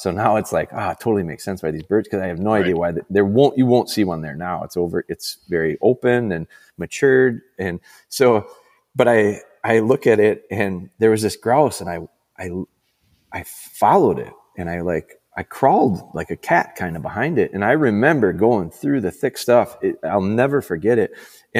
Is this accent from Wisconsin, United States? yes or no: yes; Green Bay, Wisconsin, United States; also born or lived in Rhinelander; I'm from Rhinelander, which is, you know, north, I would call it northern Wisconsin, north central, but I never heard anybody call it a grouse until I came down to Green Bay. And I moved to Green Bay when I was in like fifth grade.